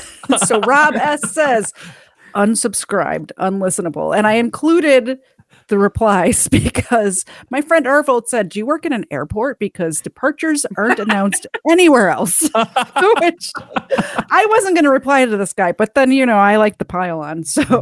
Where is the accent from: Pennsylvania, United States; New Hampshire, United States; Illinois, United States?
Illinois, United States; Chicago; moved away; I'm from Chicago